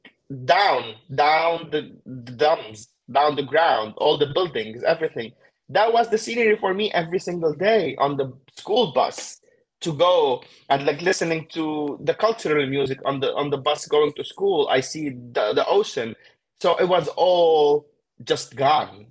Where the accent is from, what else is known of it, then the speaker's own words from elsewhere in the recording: Beirut, Beirut Governorate, Lebanon; moved away as an adult; now in United States; I am from Beirut, Lebanon. I grew up in Beirut, Lebanon